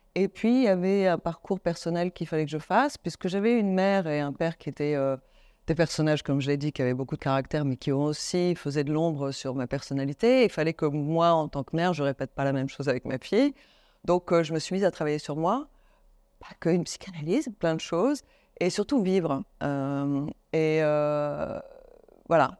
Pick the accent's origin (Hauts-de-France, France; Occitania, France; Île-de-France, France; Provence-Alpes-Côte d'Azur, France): Île-de-France, France; Paris; also born or lived in Rome, Italy; j'ai grandi à Paris, j'ai fini par aimer Paris